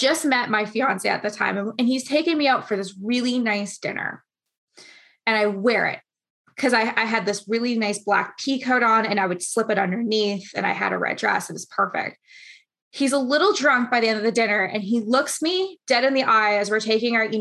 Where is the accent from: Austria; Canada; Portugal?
Canada